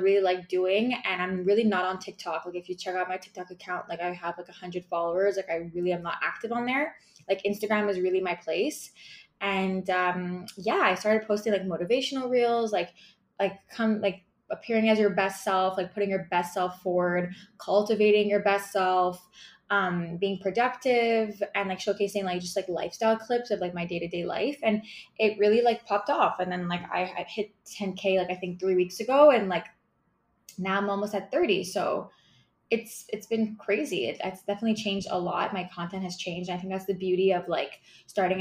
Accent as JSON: {"language": "English", "town": "Montreal", "region": "Quebec", "country": "Canada", "said": "I'm from Montreal, Quebec, Canada"}